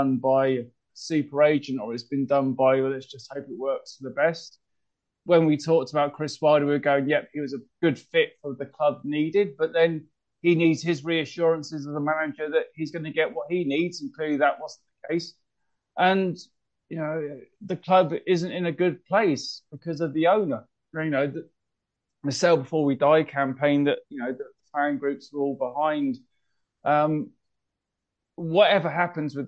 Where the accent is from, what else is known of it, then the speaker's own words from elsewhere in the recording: Reading, South East England, United Kingdom; it's my hometown. It means the world to me